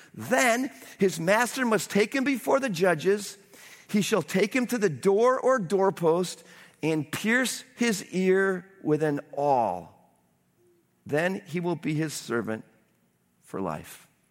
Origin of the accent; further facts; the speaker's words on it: United States; as an American